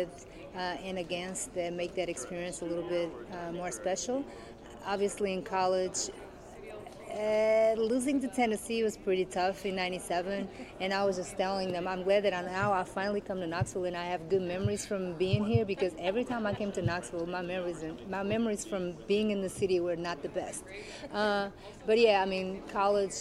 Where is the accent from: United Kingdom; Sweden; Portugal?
Portugal; now in United States; I grew up in Portugal and I made my career mostly here in the States